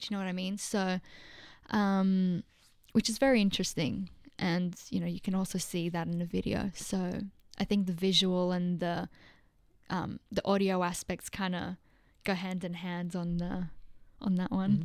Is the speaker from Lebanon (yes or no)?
yes; Lebanon; now in Australia; I was born in Lebanon, so I was born in, um, I wasn't born in Australia. When we, when I moved in two thousand two